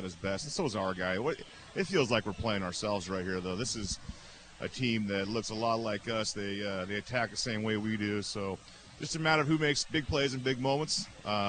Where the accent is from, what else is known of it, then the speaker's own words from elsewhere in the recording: Arlington, Washington, United States; I grew up in Arlington